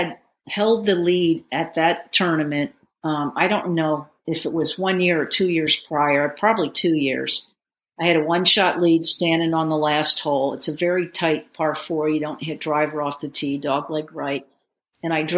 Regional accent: Reading area, Berks County, Pennsylvania, United States; I wanted to try to get something going in my hometown

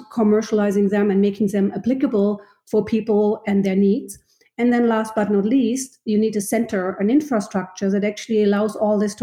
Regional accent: Germany; moved away as an adult; also born or lived in Nova Scotia, Canada; now in Saint John, Canada; As you can hear from my accent, I am not originally from Canada. I came here in 2006 from Germany

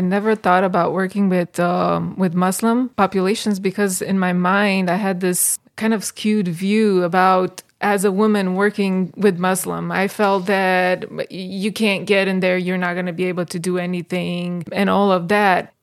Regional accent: Bucharest, Romania; moved away as an adult; also born or lived in Michigan, United States; now in Greece; from Bucharest, uh, got married to John, moved here in Michigan

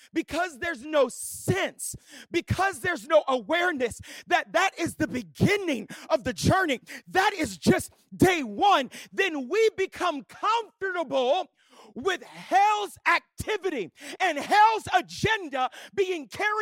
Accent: Louisiana, United States; I grew up in Southwest Louisiana. I was literally like born in church like my whole life.

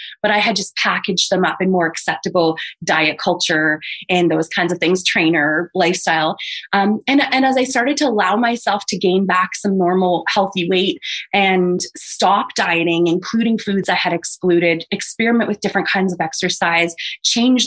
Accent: Toronto, Ontario, Canada; my hometown of Toronto

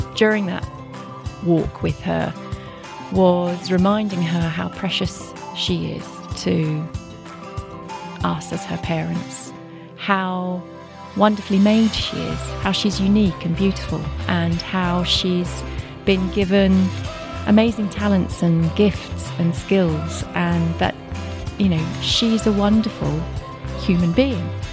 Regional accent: Kent, South East England, United Kingdom; also born or lived in Reading; I grew up in Kent, went to university in Reading

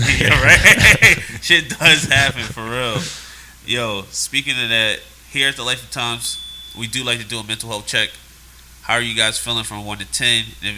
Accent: Philadelphia, Pennsylvania, United States; now in Los Angeles, United States; I'm from Philly. Cheesesteaks, Rocky … all that stuff. Dirt bikes. That's where I'm from. That's where I came up.

